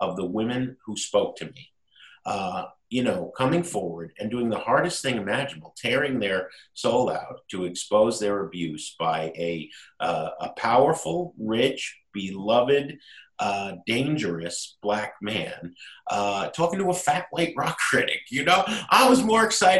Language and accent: English; Jersey City, New Jersey, United States; also born or lived in Hoboken, New Jersey; now in Chicago, United States; I grew up in Jersey City in Hoboken